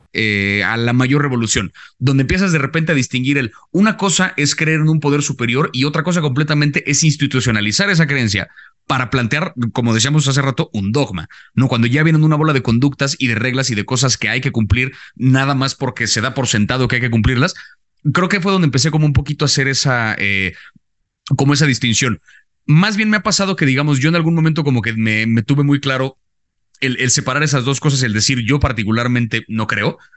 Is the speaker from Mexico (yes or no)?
yes; Mexico; creciendo en México